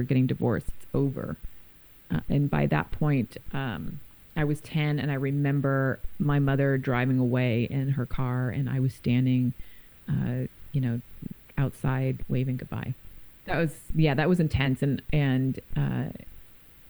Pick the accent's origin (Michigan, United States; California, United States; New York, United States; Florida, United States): California, United States; San Francisco; I was born and raised in San Francisco